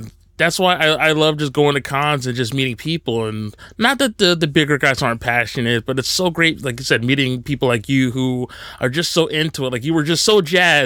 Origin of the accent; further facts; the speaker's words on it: New Jersey, United States; also born or lived in Long Island; I grew up in New Jersey.